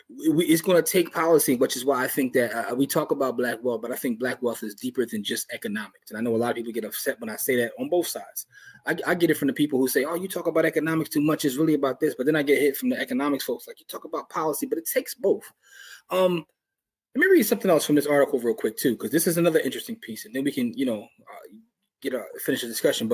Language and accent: English; Philadelphia, Pennsylvania, United States; I'm still from Philly